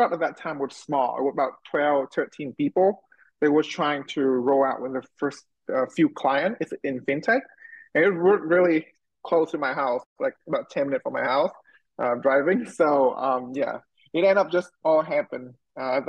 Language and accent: English; Vietnam; moved away; also born or lived in United States; go back to my home country